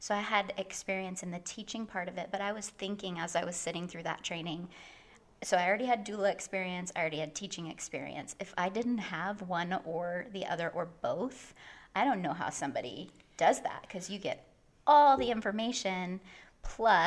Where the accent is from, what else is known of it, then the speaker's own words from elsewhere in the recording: Bakersfield, California, United States; moved away as an adult; now in Los Angeles, United States; I am originally from Bakersfield, which is not that far from LA, and then I've been in LA for about 11 years